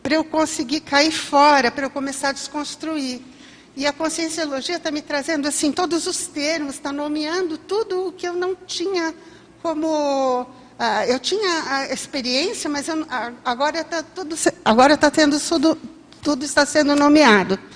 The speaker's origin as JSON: {"language": "Portuguese", "town": "São Bento do Sapucaí", "region": "São Paulo", "country": "Brazil", "said": "E eu vim de São Bento do Sapucaí, de São Paulo."}